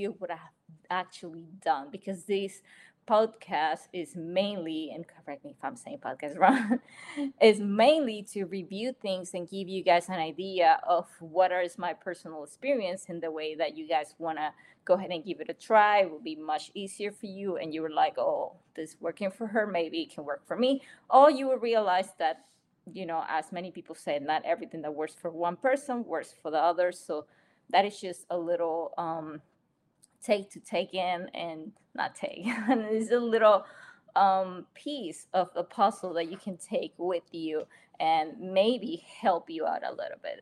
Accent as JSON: {"language": "English", "country": "Panama", "moved": "yes", "said": "I'm from a little tiny country, a beautiful tiny country named Panama"}